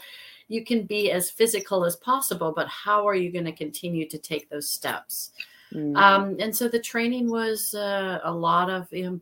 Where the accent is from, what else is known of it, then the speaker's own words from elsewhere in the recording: Midwest, United States; I came from the Midwest and ran around and, you know, played in streams